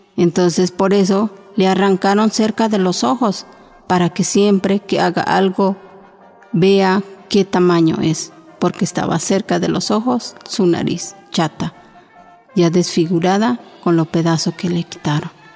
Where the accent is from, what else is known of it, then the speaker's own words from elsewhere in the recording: Oaxaca, Mexico; first language Chinantec; Spanish is a second language; now in Mexico City, Mexico; yo hablo la lengua chinanteca, soy de Oaxaca y pues tengo 26 años aquí viviendo